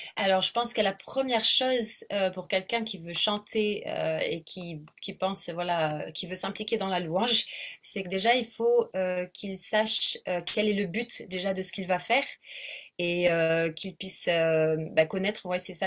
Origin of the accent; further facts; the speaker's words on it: south of France, France; moved away as an adult; also born or lived in South Africa; now in Réunion, France; je suis donc du sud de la France à l'origine. Ça fait à peu près 16 ans que j'habite ici